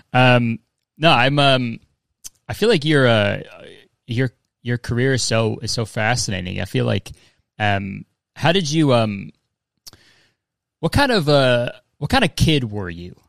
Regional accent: Canada; I'm Canadian

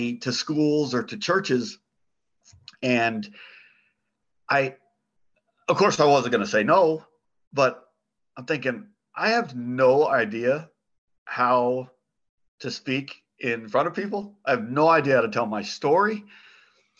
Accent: Phoenix, Arizona, United States; I was born and raised in Phoenix

